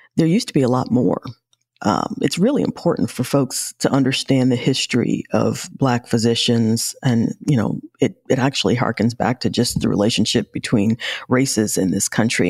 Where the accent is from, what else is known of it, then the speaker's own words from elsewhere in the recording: New York City, New York, United States; I grew up in New York